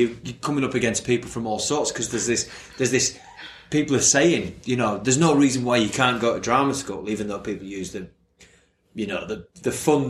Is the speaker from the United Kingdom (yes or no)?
yes; Leeds, Yorkshire and the Humber, United Kingdom; accent: Leeds; I'm still just a chimney sweep from Leeds.